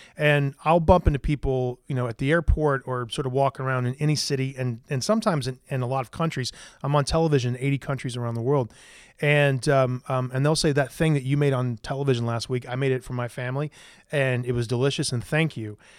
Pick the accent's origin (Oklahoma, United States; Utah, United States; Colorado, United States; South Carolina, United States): South Carolina, United States; Greenville; also born or lived in Columbia, South Carolina / Charleston, South Carolina; I lived in Greenville, South Carolina until I was about nineteen years old